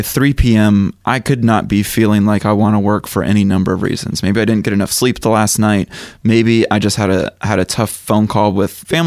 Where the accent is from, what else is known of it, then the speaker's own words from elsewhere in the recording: Chattanooga, Tennessee, United States; I grew up in Chattanooga, Tennessee, so I went to Bonnaroo for like 8 years